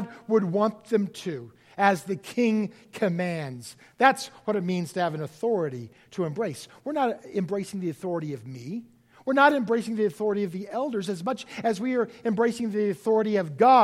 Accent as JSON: {"language": "English", "country": "United States"}